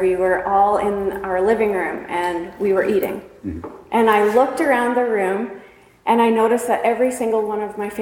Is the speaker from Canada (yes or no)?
yes; New Liskeard, Ontario, Canada; We were raised up in New Liskeard, Ontario, way up north in Canada